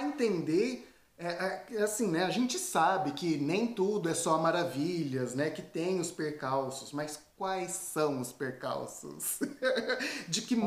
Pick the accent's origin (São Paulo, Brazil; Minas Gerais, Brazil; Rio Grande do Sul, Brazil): São Paulo, Brazil; Tupã; moved away as an adult; now in France; eu sou do interior de São Paulo